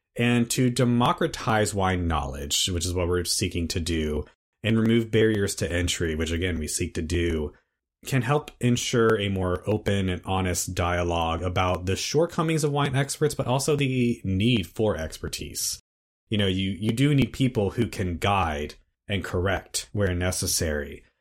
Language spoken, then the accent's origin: English; United States; speaking as an American